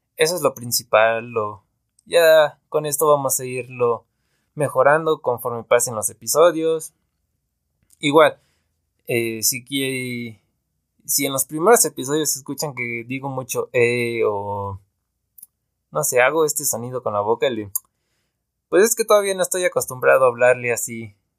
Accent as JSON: {"language": "Spanish", "region": "Veracruz", "country": "Mexico", "tie": "born or raised there", "moved": "yes", "lives_now": "Pachuca, Mexico", "said": "soy originario de Veracruz, pero llevo viviendo mucho tiempo acá en una ciudad que se llama Pachuca, en México."}